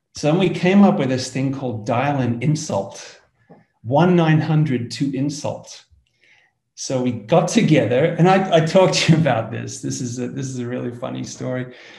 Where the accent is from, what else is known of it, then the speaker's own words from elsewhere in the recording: Australia; as you can hear from my accent, I come from Australia, down under